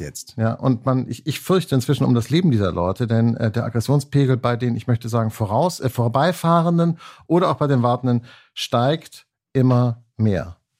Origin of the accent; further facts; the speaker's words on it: Hanseatic, Northern Germany, Germany; accent: Hanseatic nasal; weil ich hanseatisch näsele